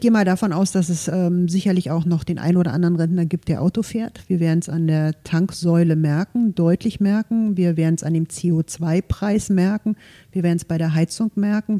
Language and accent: German; Potsdam, Brandenburg, Germany; moved away as an adult; also born or lived in Leipzig / Munich / Berlin; Ich bin hier in Potsdam geboren, in Golm groß geworden, war zwischenzeitlich natürlich auch in Leipzig, in München, in Berlin, bin aber wieder zurück in meine Heimat